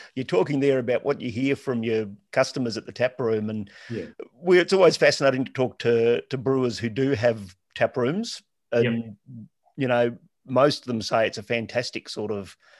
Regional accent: Bendigo, Victoria, Australia; as a fellow Bendigo boy

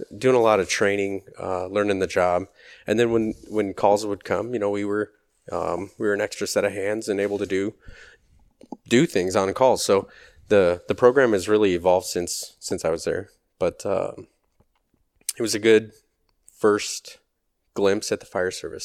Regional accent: Loveland, Colorado, United States; moved away; also born or lived in Nebraska / Arizona; I grew up in Loveland, Colorado, just south of Fort Collins

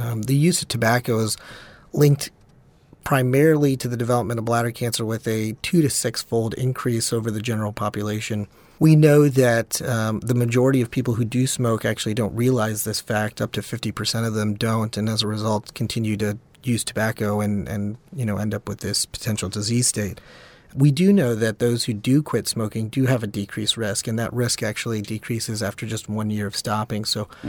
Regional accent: Memphis, Tennessee, United States; also born or lived in New York; Yeah, so I grew up all over. I'm actually from Memphis, Tennessee, but you name a state, and I've lived there. I did most of my growing years in the South, and then I went to New York for my undergraduate degree

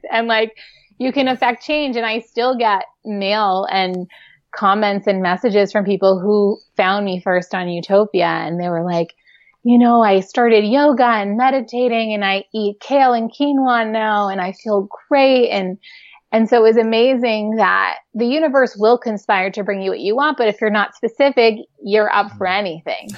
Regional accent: New York City, New York, United States; I grew up in New York City

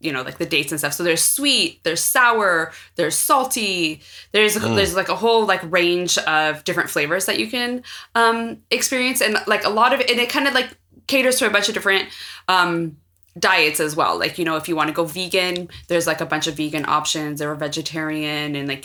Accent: San Francisco, California, United States; I was born here in San Francisco. I've lived in the United States my whole life

